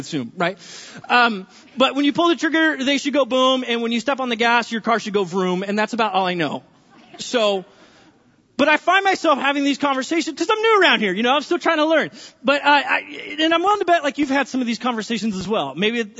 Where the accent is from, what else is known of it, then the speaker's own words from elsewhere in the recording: California, United States; now in Linden; I'm from California